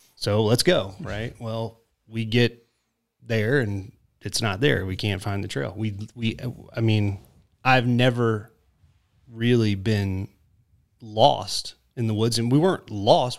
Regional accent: South Jordan, Utah, United States; I grew up in South Jordan on a farm

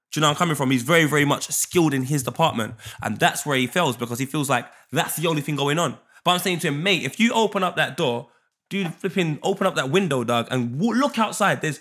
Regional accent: Jamaica; so if I see a girl in a club, I'm Jamaican. I'm gonna move to you.

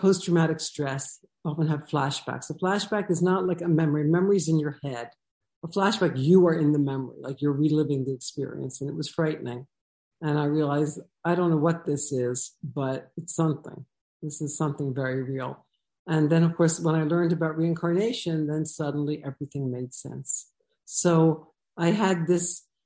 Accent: New Jersey, United States; moved away as an adult; now in Jerusalem, Israel; growing up, it's a second generation American parents in New Jersey. I was born on the Jersey side of the Delaware River, really a suburb of Philadelphia.

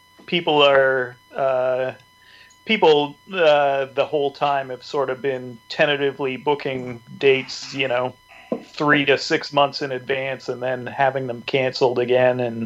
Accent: just outside of Toronto, Ontario, Canada; now in Scarborough, Canada; I grew up just outside of Toronto.

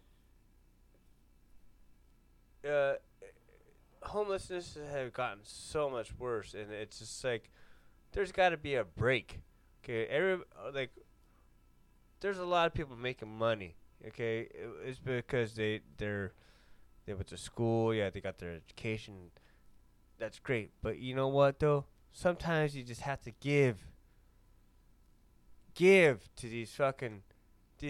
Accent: Huntington Beach, California, United States; where I grew up in Huntington Beach

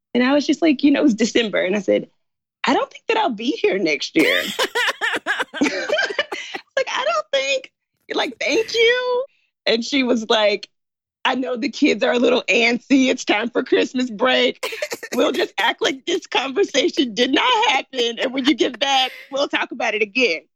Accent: Memphis, Tennessee, United States; moved away as an adult; also born or lived in China; I'm from Memphis. My parents are in Memphis

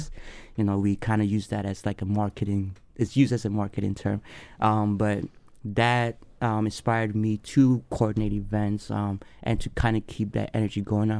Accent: Accra, Greater Accra, Ghana; now in Madison, United States; I was born and raised in Accra, Ghana, uh, West Africa. Moved here cool. in 2001. Been in Madison, straight to Madison for the past 20 plus years.

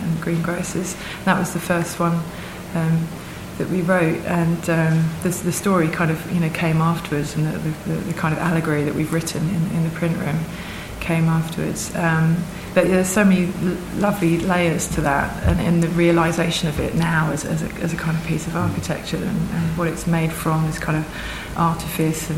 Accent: Essex, East of England, United Kingdom; we're both from Essex

